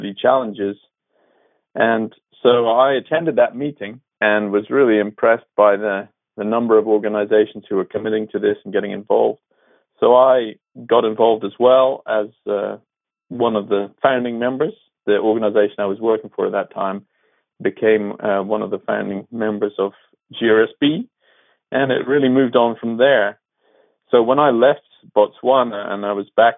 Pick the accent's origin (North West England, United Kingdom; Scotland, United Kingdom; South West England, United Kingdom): Scotland, United Kingdom; moved away as an adult; also born or lived in Australia; now in New Zealand; I grew up in Scotland in a farming community